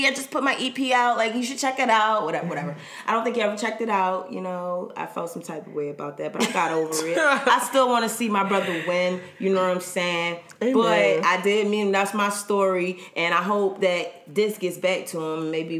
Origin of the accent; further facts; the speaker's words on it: the South, United States; I'm from the South, so it's kind of like, oh, mm-hmm.